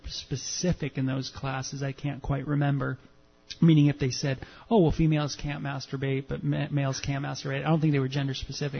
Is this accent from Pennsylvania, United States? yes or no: no; Southern California, United States; as a man growing up in Southern California